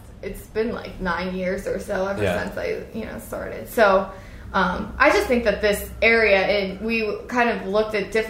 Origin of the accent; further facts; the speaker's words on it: the Poconos, Pennsylvania, United States; now in Royersford, United States; I'm actually originally from the Poconos.